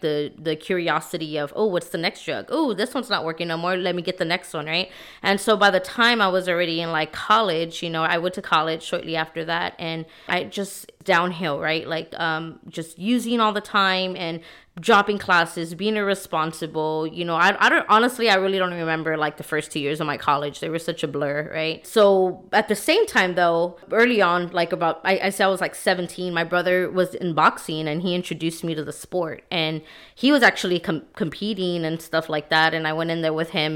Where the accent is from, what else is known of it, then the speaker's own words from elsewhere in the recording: San Antonio, Texas, United States; I'm from San Antonio, Texas, born and raised here